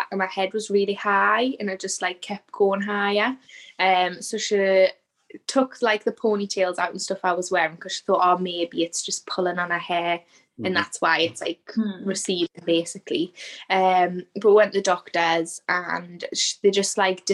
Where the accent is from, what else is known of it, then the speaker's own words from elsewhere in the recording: Newcastle upon Tyne, North East England, United Kingdom; I'm from Newcastle in England